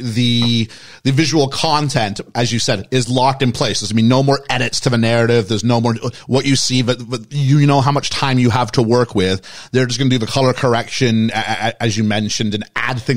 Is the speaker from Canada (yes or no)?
yes; Canada; also born or lived in Phoenix, United States; now in United Kingdom; I'm Canadian